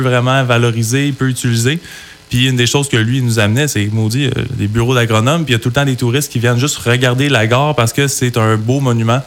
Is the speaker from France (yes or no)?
no; Sherbrooke, Quebec, Canada; moved away as an adult; now in Coaticook, Canada; on est de Sherbrooke, moi, mon frère